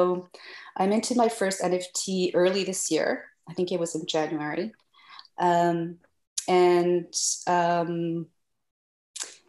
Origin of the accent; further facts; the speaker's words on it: Canada; moved away as an adult; also born or lived in Geneva; now in France; I'm Canadian, but I live in France